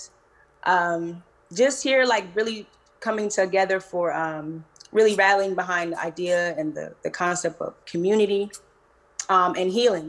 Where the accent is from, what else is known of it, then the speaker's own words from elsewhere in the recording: New Jersey, United States; also born or lived in Philadelphia; now in California, United States; I actually live out in California now, but I'm from New Jersey